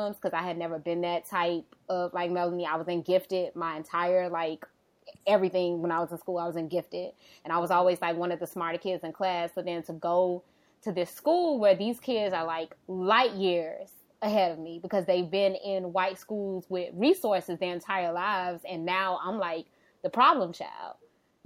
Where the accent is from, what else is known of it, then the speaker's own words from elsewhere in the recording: Miami, Florida, United States; I grew up in the Liberty City area of Miami